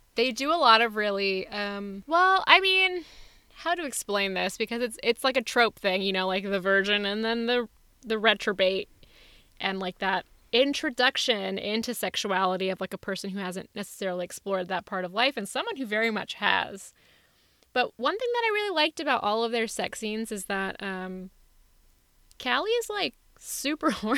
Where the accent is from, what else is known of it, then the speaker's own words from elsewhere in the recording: India; also born or lived in Los Angeles; now in Oakland, United States; my country of India